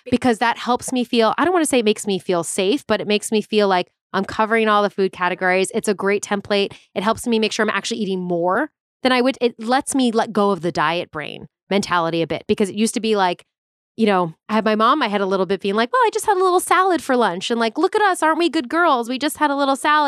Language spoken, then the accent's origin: English; Long Island, New York, United States; moved away as an adult; now in Los Angeles, United States; I grew up on Long Island. Okay, I'm like exit 49 South off the LIE for all my LI people